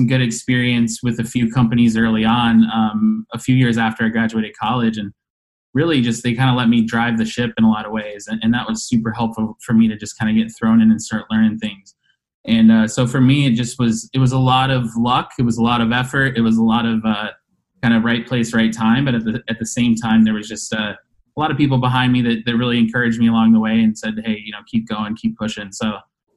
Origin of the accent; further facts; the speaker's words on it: Denver, Colorado, United States; moved away as an adult; now in Chicago, United States; I'm originally born and raised in Denver, Colorado, moved here to Chicago about 12 years ago